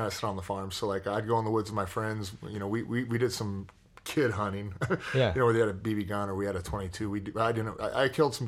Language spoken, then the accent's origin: English; Morristown, Indiana, United States; I grew up in Morristown, Indiana, which is about 25 minutes southeast of Indianapolis.